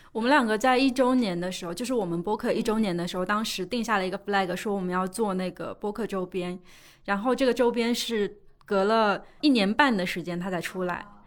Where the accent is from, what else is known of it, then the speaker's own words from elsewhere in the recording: Suzhou, Jiangsu, China; 我是江苏人嘛，苏州人，我们那边有一个很重要的事情就是读书